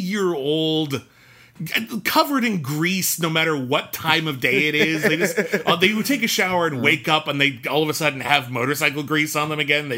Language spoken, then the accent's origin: English; Pasadena, California, United States; also born or lived in Arcadia, California; I was born in Arcadia, but I would move to Pasadena when I was 6 months old